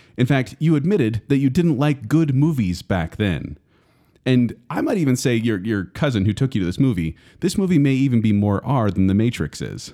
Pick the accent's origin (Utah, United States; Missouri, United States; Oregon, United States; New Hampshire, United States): Utah, United States; we grew up in Utah